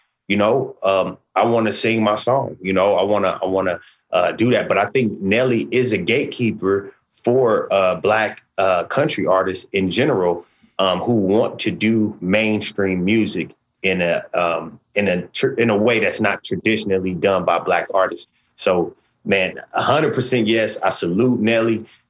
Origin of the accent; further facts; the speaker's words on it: West Coast, United States; like you said, I'm from the West Coast.